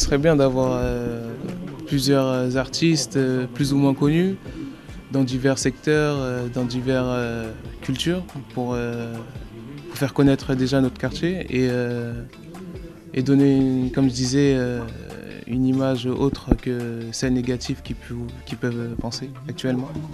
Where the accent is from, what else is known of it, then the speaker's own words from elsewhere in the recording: Paris, Île-de-France, France; d'avoir grandi ici